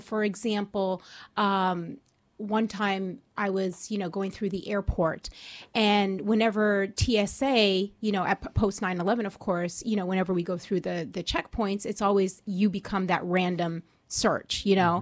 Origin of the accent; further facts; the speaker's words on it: Orange County, California, United States; I'm from Orange County, California. Um, I grew up there